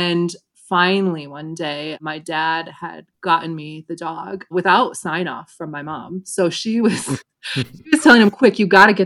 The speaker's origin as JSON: {"language": "English", "town": "Grand Rapids", "region": "Michigan", "country": "United States", "tie": "born or raised there", "moved": "as an adult", "said": "I grew up in Grand Rapids, Michigan"}